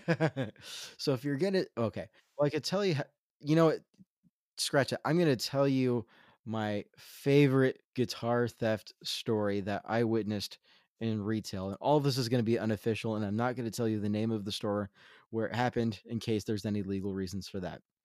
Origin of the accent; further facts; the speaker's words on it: Central Coast, California, United States; I grew up in Central Coast, California